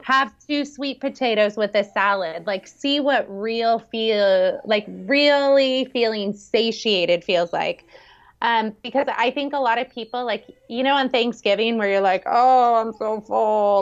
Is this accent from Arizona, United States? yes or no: no; San Francisco Bay Area, California, United States; now in Kauai, United States; right outside of San Francisco in the Bay Area